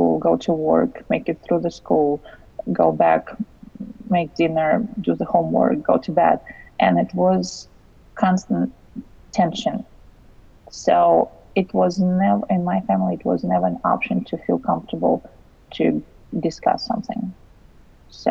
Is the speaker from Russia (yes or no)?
yes; Russia; English is a second language; moved away; I'm originally from Russia